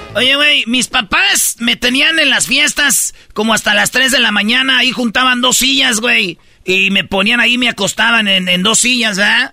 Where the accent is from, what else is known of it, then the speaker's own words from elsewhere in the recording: Jiquilpan, Michoacán, Mexico; moved away; así en mi pueblo